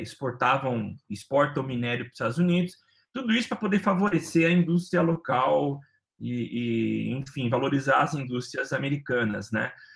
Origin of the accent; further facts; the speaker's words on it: Brazil; enquanto brasileiro